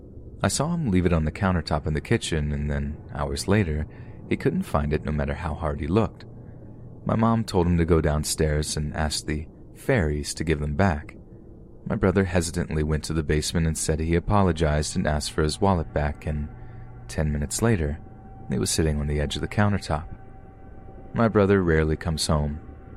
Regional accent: Washington, United States; I am currently 25 years old. I grew up in Washington State.

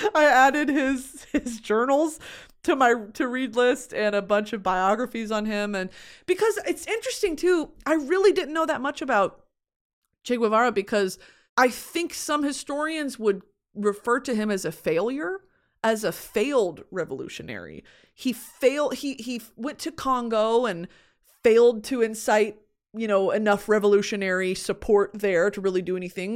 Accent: United States; I was born in America

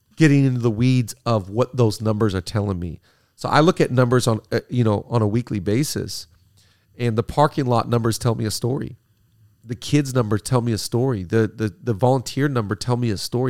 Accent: Seattle, Washington, United States; now in California, United States; middle school when I grew up in Seattle.

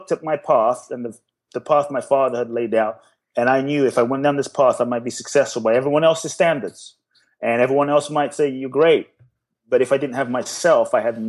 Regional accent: London, United Kingdom; also born or lived in Ghana; now in United States; I grew up in London. So I was in London.

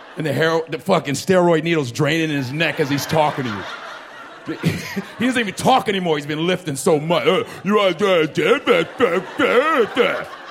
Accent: Chicago, Illinois, United States; I grew up in Chicago, Nigeria

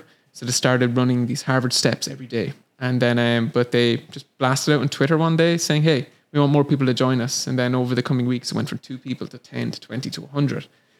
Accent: southeast Ireland, Ireland; accent: Irish; moved away as an adult; now in San Francisco, United States; I'm from Ireland

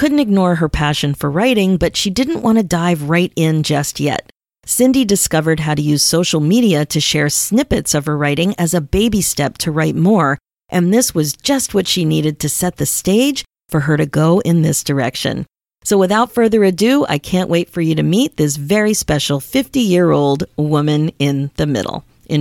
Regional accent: Philadelphia, Pennsylvania, United States; moved away; I'm originally from Philadelphia

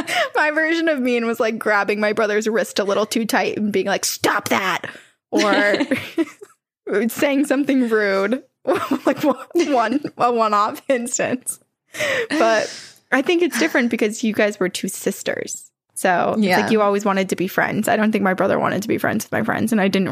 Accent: Alabama, United States; Growing up in Alabama, that seemed like a very believable thing, so we actually listened to our parents on that matter.

